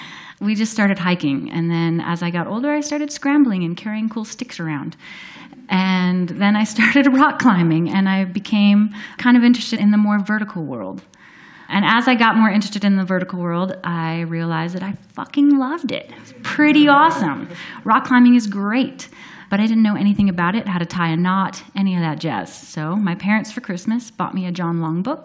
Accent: Minnesota, United States; I grew up in Minnesota

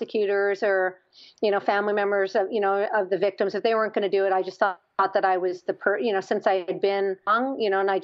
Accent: Canada; moved away; I'm Canadian

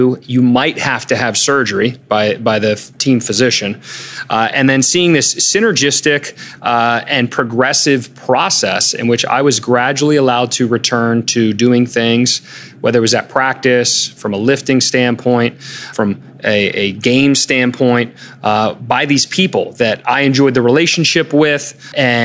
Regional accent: Germantown, Maryland, United States; I grew up in Germantown

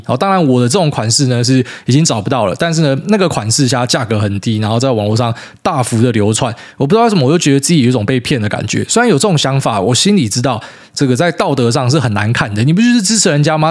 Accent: Taiwan; 特别你身为一个台湾人

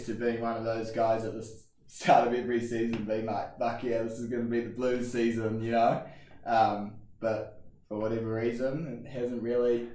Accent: Auckland, New Zealand; moved away as an adult; now in United States; I grew up in Auckland and went to King's College

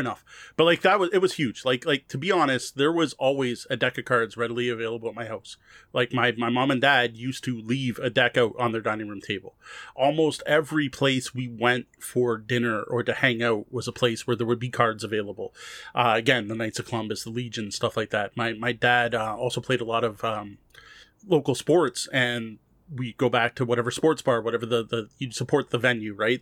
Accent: Windsor, Ontario, Canada; especially going to, uh, schools in Windsor, right? We're both from Windsor

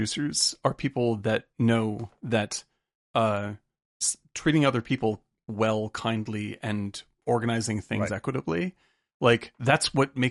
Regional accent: Cape Cod, Massachusetts, United States; I grew up on Cape Cod amongst very, very rich people. But our family was 0% rich.

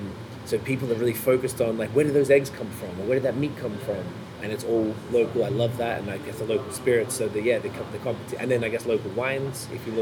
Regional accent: Australia; now in Canada; Even I'm from Australia, back when I go back there, I'm seeing they're following the States too.

